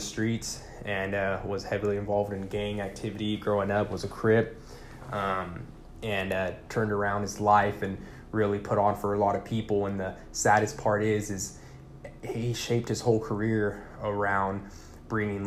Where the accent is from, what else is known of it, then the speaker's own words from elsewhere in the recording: Tulare, California, United States; moved away as an adult; also born or lived in Puerto Rico / Fresno, California; I was born in Puerto Rico, so I'm a Puerto Rican native. However, I've been in California pretty much my entire life. Pretty much was raised in Tulare